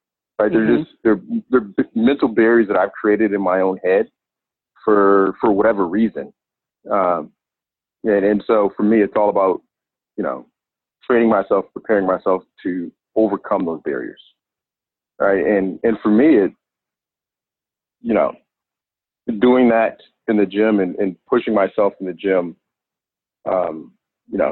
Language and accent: English; Inglewood, California, United States; I grew up in Los Angeles, California, more specifically in Inglewood.